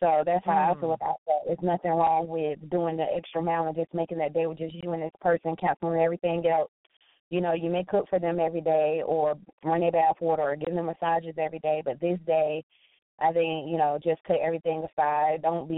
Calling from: New Bern, North Carolina, United States; from New Bern, North Carolina.

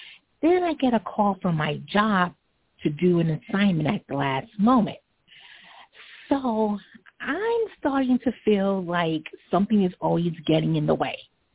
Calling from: Long Island, New York, United States; I'm calling from Long Island.

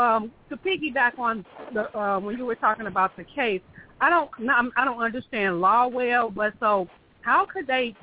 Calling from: St. Louis, Missouri, United States; Yes, I am.

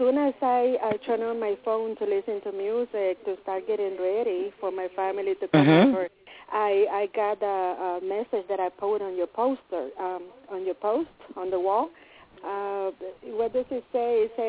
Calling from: Connecticut, United States; from Connecticut.

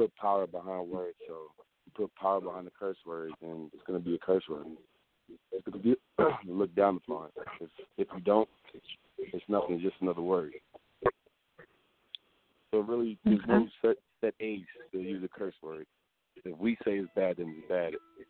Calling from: Atlanta, Georgia, United States; Atlanta, Georgia.

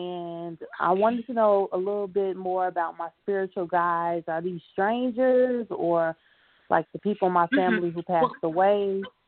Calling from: Chicago, Illinois, United States; I'm calling from Chicago.

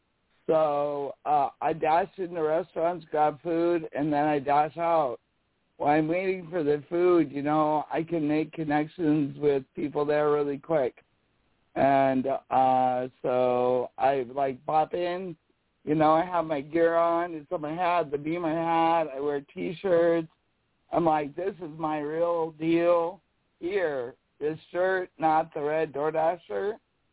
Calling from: South Dakota, United States; from South Dakota in the Black Hills, right? We're a really, like, tourist area.

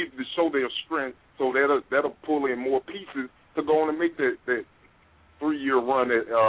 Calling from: Atlanta, Georgia, United States; calling from Atlanta.

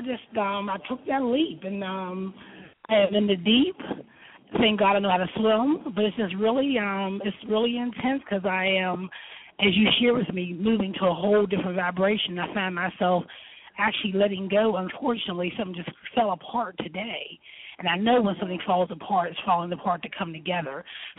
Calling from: California, United States; I am in it's about 30 minutes outside of San Diego, so somehow I made it.

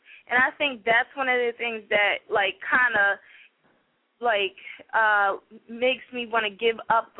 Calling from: New Jersey, United States; I'm calling from South Jersey area.

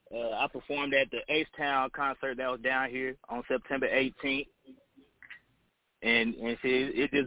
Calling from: Tyler, Texas, United States; I'm coming from Tyler, Texas.

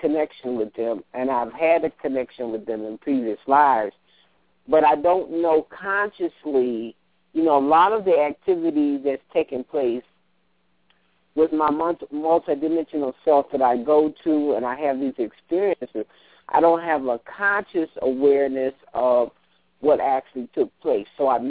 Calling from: Colorado, United States; I'm calling from Colorado.

